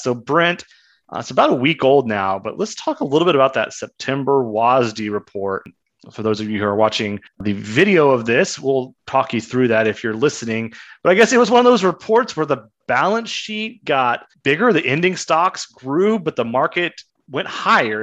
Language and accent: English; Kansas, United States; When I was growing up in Kansas